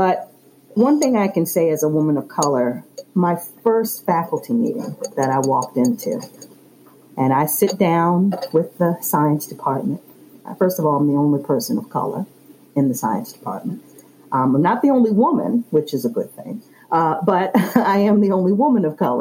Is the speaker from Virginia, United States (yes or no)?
yes; Chesterfield County, Virginia, United States; I was born and raised in Chesterfield. I still live in Chesterfield